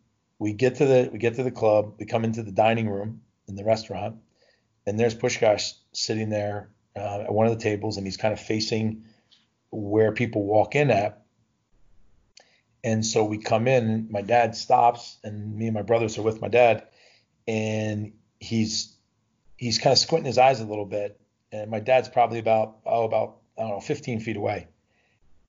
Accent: New Jersey, United States; moved away as an adult; I grew up in New Jersey, very close to Philadelphia

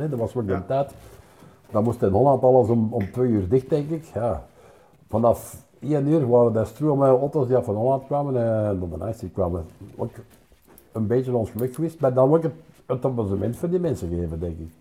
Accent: Wortel, Flanders, Belgium; in Wortel groot worden was plezant.

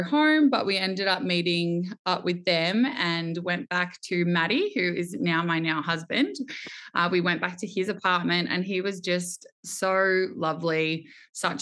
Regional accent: Melbourne, Victoria, Australia; I am born and bred in Melbourne. I would say I am your very typical Melbourne girl

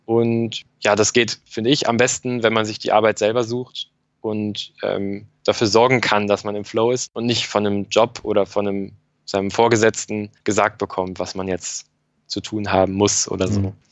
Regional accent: Northern Germany, Germany; dass Norddeutschland echt ein bisschen meine Heimat ist

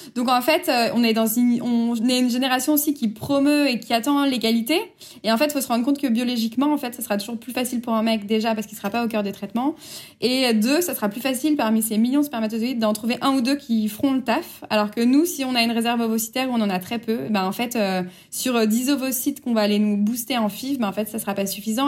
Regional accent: France; chez nous en France

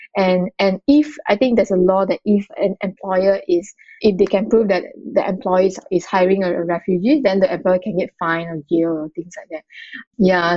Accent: Malacca, Malaysia; moved away as an adult; now in Kuala Lumpur, Malaysia; I grew up in a in, in Malaysia in a very small town called Malacca

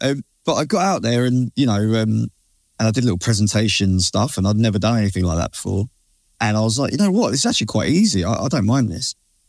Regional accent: United Kingdom; we're British, man.

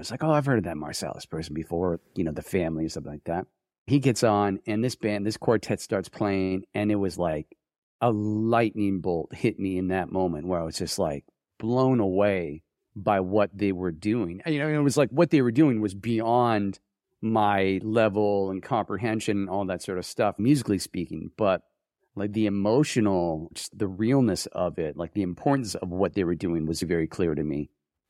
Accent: Vermont, United States; also born or lived in New Jersey; I grew up in Vermont.

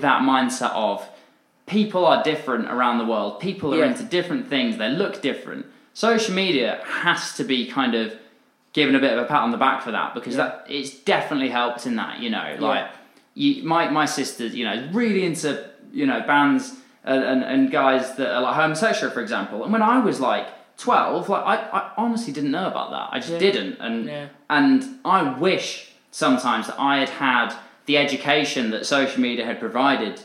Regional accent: Dorset, South West England, United Kingdom; I grew up in Dorset

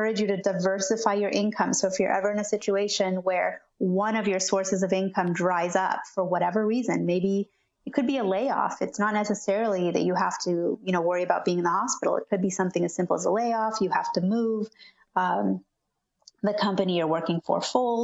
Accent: California, United States; also born or lived in Argentina; I pretty much grew up in California

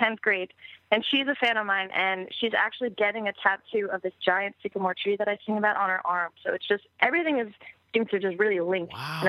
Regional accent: Bayport, New York, United States; also born or lived in England; I am from Long Island, yes.

